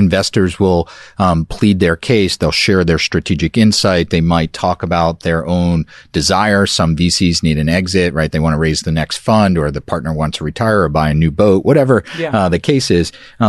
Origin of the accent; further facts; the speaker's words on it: New York City, New York, United States; I was from Brooklyn. Yep. I'm a year older than you.